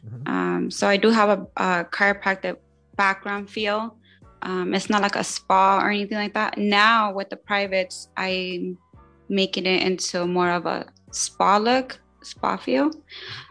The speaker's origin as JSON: {"language": "English", "town": "Long Beach", "region": "California", "country": "United States", "tie": "born or raised there", "said": "I'm actually born and raised in Long Beach."}